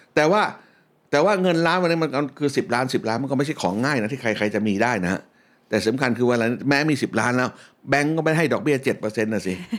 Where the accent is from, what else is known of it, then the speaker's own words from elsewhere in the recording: Bangkok, Thailand; ที่บ้านที่ผมอยู่ แถวสุขุมวิทเมื่อตอนผมเป็นเด็กนะฟังดูหรูนะ ห่างจากซอยท้องหล่อนิดเดียวอยู่สุขุมวิท40